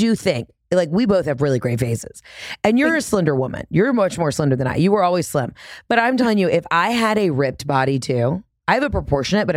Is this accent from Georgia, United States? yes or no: yes; Atlanta, Georgia, United States; also born or lived in Oxford, Mississippi; I'm from Atlanta